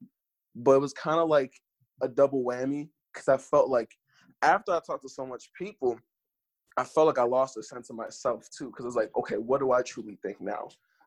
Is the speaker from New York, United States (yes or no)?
yes; New York, United States; born there; now in Philadelphia, United States; I live in Philadelphia, but I was born in New York, so I never really felt like a true New Yorker, but I never felt like a Philadelphian either.